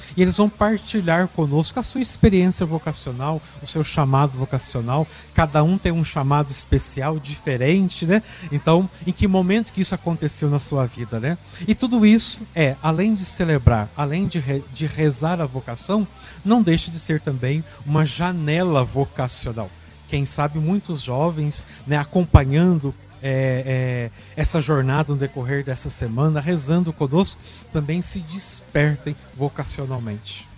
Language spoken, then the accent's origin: Portuguese; Cachoeira de Minas, Minas Gerais, Brazil; Sou natural da cidade de Cachoeira de Minas, sul de Minas, pertinho aqui de Aparecida.